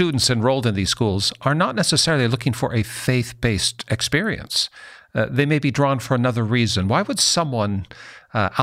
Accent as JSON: {"language": "English", "town": "Seattle", "region": "Washington", "country": "United States", "tie": "born or raised there", "moved": "as an adult", "said": "I'm from Seattle. That's my home place"}